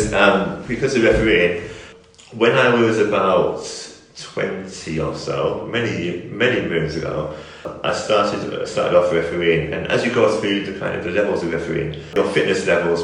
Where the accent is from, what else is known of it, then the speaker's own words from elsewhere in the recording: the Northeast, North East England, United Kingdom; now in Northampton, United Kingdom; I was coming from the Northeast originally